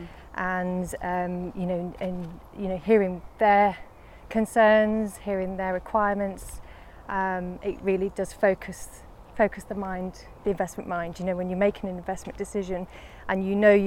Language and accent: English; Lancashire, North West England, United Kingdom; moved away as an adult; also born or lived in Sheffield / London; I grew up in Lancashire, and I went to university in Sheffield